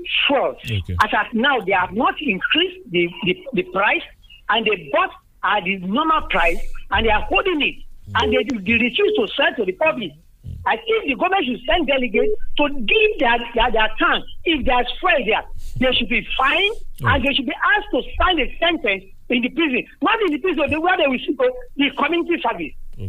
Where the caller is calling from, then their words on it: Nigeria; from Ishalaki.